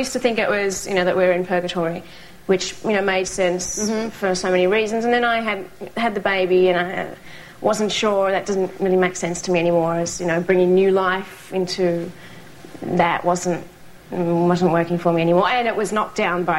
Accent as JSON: {"language": "English", "area": "outside Melbourne", "region": "Victoria", "country": "Australia", "tie": "born or raised there", "moved": "yes", "said": "I sort of grew up about an hour outside Melbourne"}